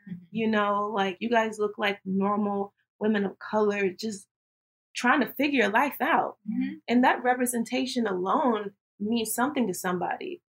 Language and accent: English; Tallahassee, Florida, United States; born and raised in Tallahassee, Florida.